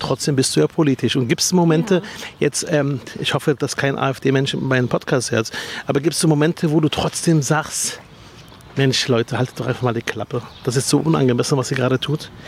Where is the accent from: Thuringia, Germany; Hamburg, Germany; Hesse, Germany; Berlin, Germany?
Berlin, Germany; und direkt nach Spandau